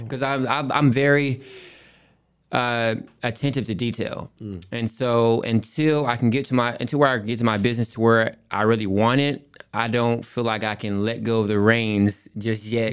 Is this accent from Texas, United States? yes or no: yes; Rowlett, Texas, United States; also born or lived in Port Arthur, Texas; I grew up, um, in a city called Rowlett, Texas